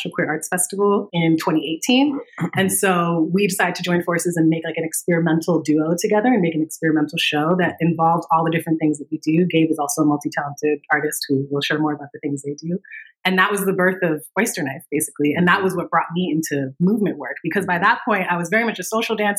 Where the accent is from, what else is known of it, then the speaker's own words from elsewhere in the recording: Danbury, Connecticut, United States; moved away as an adult; now in Bay Area, United States; I grew up in Connecticut in a suburb outside of New York City called Danbury